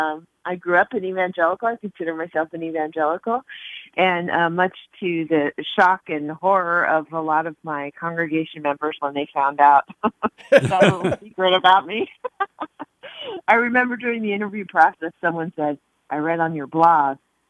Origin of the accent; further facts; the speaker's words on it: Hawaii, United States; also born or lived in Texas; now in New York, United States; I grew up in Hawaii